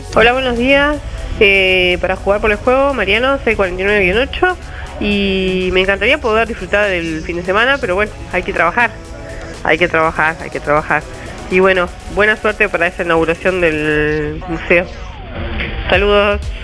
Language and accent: Spanish; Uruguay; como todo uruguayo